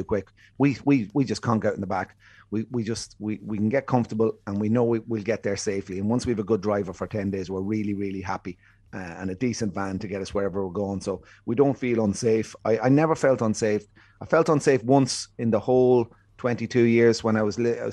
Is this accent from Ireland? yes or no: yes; Ireland; I'm Irish. Once they found out I was Irish, "Soy Irlandés, no soy Americano."